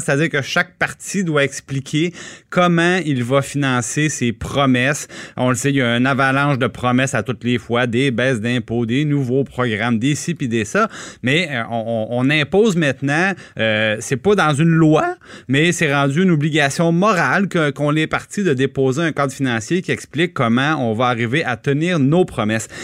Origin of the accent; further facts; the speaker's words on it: Trois-Rivières, Quebec, Canada; j'ai grandi à Trois-Rivières